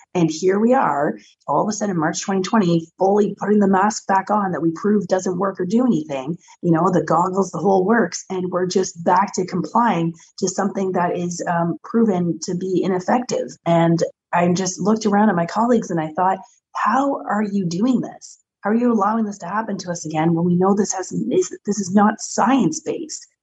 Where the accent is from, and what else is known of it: Canada